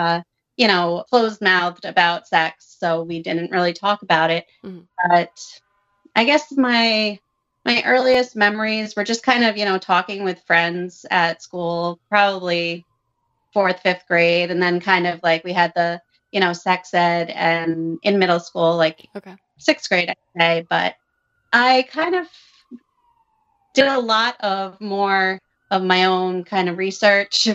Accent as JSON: {"language": "English", "area": "suburb of Providence", "region": "Rhode Island", "country": "United States", "tie": "born or raised there", "said": "I grew up in a small town, suburb of Providence"}